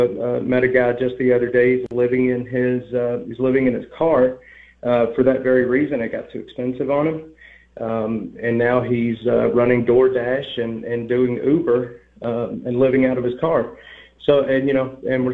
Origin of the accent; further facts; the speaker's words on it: Dallas, Texas, United States; moved away as an adult; now in Austin, United States; I'm actually from the Dallas area originally